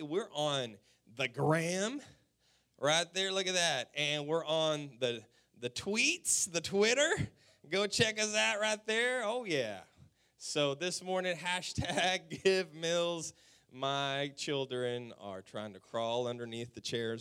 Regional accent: West Texas, United States; We're from the South. We're from Texas. We're from West Texas

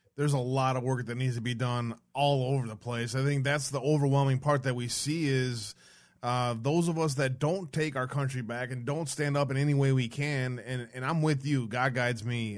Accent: Detroit, Michigan, United States; I grew up in Detroit.

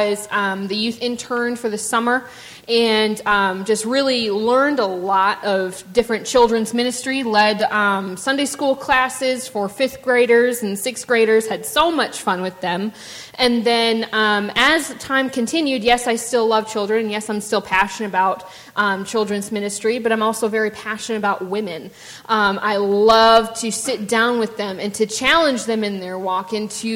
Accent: Ludington, Michigan, United States; born or raised there; moved away as an adult; now in Owensboro, United States

